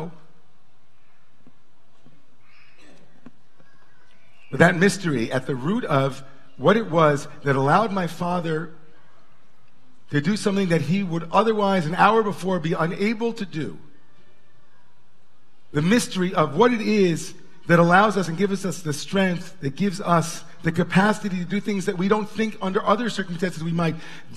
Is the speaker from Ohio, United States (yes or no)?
no; Long Island, New York, United States; We grew up in Long Island, you know, they pumped our gas for us.